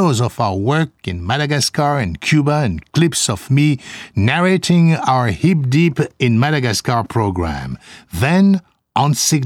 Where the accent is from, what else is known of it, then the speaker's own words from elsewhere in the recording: Cameroon; I'm from Cameroon, from the heart of the rainforest in Central Africa.